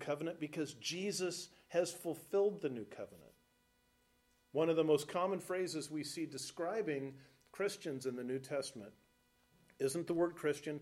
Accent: Los Alamitos, California, United States; moved away as an adult; now in Nebraska, United States; the house I grew up in Los Alamitos, California

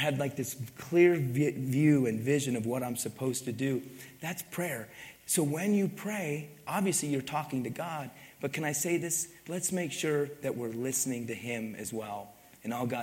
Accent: Pennsylvania, United States; now in Utah, United States; I grew up in Pennsylvania

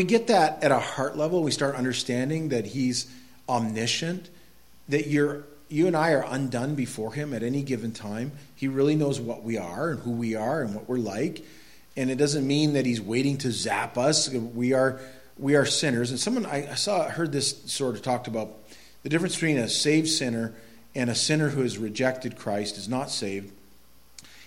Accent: Quimby, Maine, United States; I grew up in Quimby, Maine

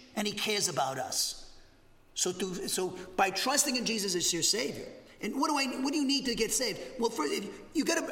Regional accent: Massachusetts, United States; moved away as an adult; now in Huntsville, United States; I'm from Massachusetts, and I think everything's here. I don't trust anybody. That's the way we are, Massachusetts.

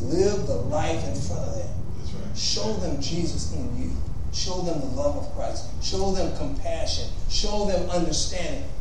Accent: Compton, California, United States; also born or lived in Los Angeles / San Francisco; I was born in L.A. I was there 2 years, moved to Compton. I was there 18 years until I met my wife.

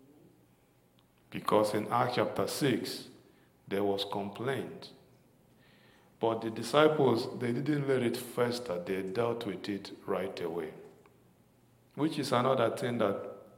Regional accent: Nigeria; moved away; growing up in Nigeria

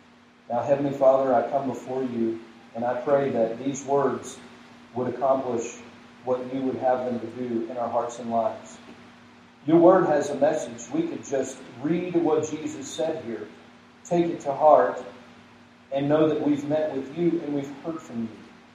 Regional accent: the South, United States; but even growing up in the South, I know a little bit of the value of salt

